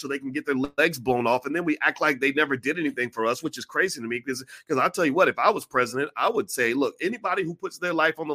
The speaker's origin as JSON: {"language": "English", "region": "Kentucky", "country": "United States", "tie": "born or raised there", "moved": "yes", "lives_now": "Illinois, United States", "said": "Kentucky, my home state"}